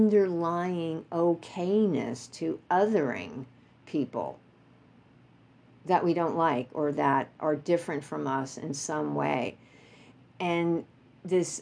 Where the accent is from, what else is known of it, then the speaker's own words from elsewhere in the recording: New York, United States; I grew up in New York